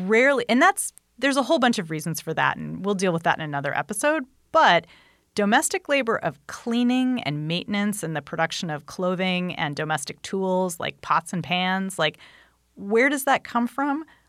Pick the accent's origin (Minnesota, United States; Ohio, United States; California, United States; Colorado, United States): California, United States; Anaheim; when I was a kid, I grew up right near Disneyland